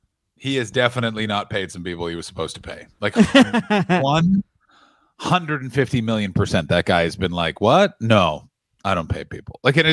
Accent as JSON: {"language": "English", "country": "Cuba", "said": "Actually, I'm from Cuba, which is in fact not Mexico."}